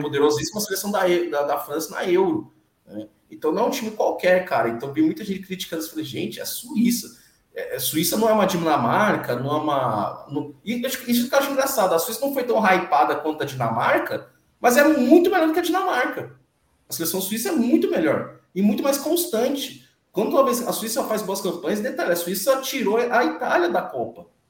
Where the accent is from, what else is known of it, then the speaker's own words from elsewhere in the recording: Brazil; eu sou filho de imigrantes nigerianos, nascido aqui no Brasil, mas sou nigeriano